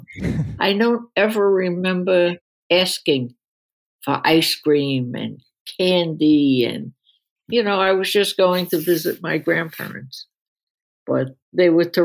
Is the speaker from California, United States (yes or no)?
no; New York City, New York, United States; also born or lived in Queens, New York; I was born in Brooklyn.